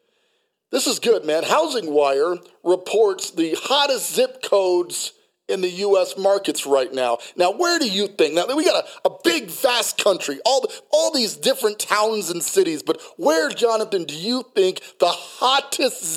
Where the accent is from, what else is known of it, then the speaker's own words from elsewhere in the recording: Colorado Springs, Colorado, United States; also born or lived in Hawaii; Colorado Springs, Colorado, okay, because that's where I grew up. I went to Liberty High School, class of 1995. We moved there from Hawaii when I was just a kid, third grade through 12th grade.